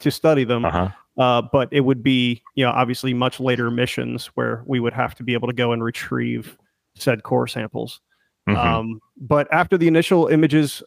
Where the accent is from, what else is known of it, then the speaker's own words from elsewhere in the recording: Pennsylvania, United States; I grew up in Pennsylvania, so Ohio State is a bad word as a Penn State kid